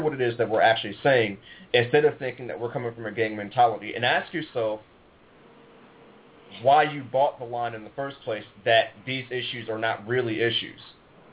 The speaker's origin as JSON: {"language": "English", "town": "Cleveland", "region": "Ohio", "country": "United States", "said": "I'm from Cleveland, Ohio"}